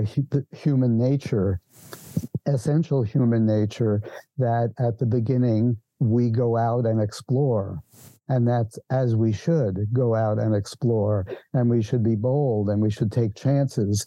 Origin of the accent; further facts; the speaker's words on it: New York City, New York, United States; moved away; I was born in New York City.